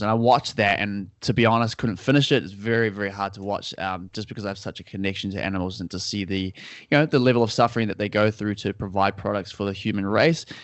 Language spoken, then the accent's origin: English; Auckland, New Zealand; so I'm from Auckland, New Zealand. So, uh, down in the southern hemisphere, down under, as people like to call it. And, uh, yeah, I've been here my whole life.